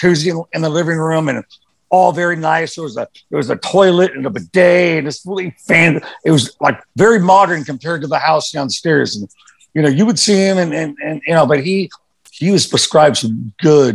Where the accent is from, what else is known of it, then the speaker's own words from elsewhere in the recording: Los Angeles, California, United States; where I grew up in Hollywood